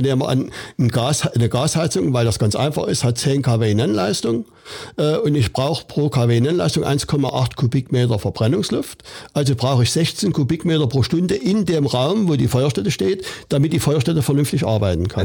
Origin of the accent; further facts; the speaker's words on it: Saxony, Germany; bei uns in Sachsen